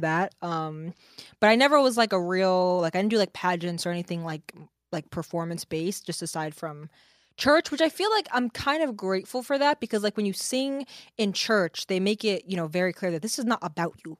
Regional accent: Kingston, New York, United States; moved away as an adult; now in New Jersey, United States; I grew up in Kingston, New York.

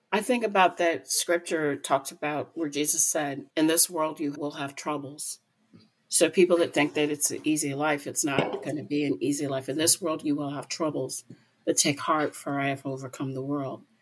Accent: United States; I'm an American

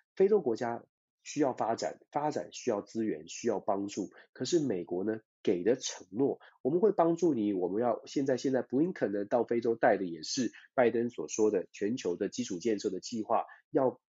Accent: Taiwan; 我们，包括我自己，我们在台湾长大

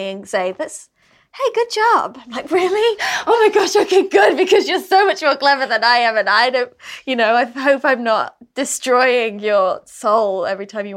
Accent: England, United Kingdom; being British

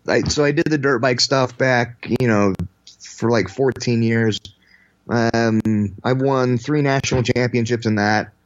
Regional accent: Utah, United States; The godforsaken place called Utah.

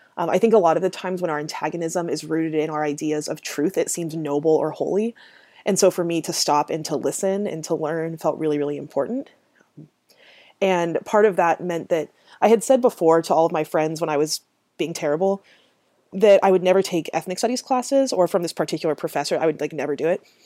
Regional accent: Grants Pass, Oregon, United States; Grant's Pass and Merlin and this, like, city space that I grew up in in Southern Oregon

